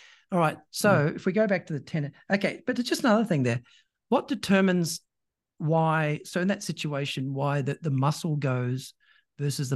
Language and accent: English; New Zealand; I was born in New Zealand